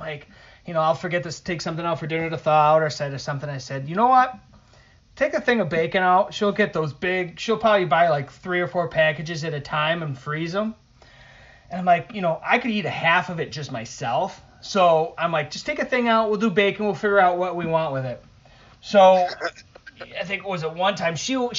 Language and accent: English; Northeast, United States; with me anyways, growing up in the Northeast, I was always watching WWF